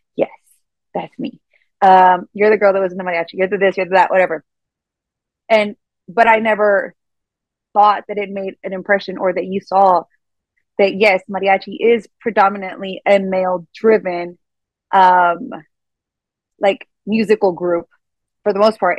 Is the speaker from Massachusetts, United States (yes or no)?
no; Eagle Pass, Texas, United States; moved away as an adult; I went to Eagle Pass, it's my hometown